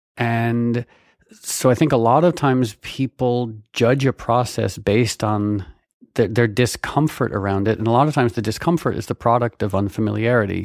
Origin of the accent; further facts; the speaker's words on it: Connecticut, United States; I grew up in Connecticut